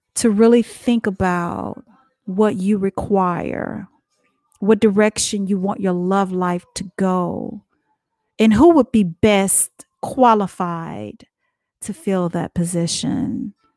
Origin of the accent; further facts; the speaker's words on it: Dallas, Texas, United States; now in South Carolina, United States; we're natives, born and bred of Dallas, Texas